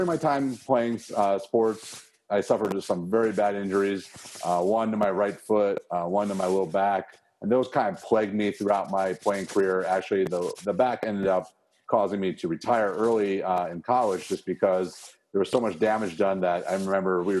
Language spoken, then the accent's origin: English; Chicago, Illinois, United States; moved away; also born or lived in Arizona; Growing up in Chicago